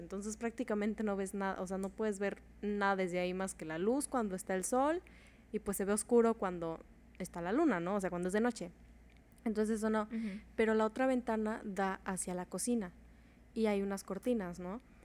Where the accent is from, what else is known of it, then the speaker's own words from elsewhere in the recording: Mexico; yo nací en México